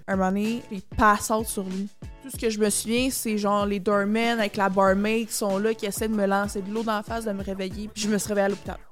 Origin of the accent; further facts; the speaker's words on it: Mascouche, Quebec, Canada; moi, j'étais une petite fille, genre de banlieue. Moi, je viens de Mascouche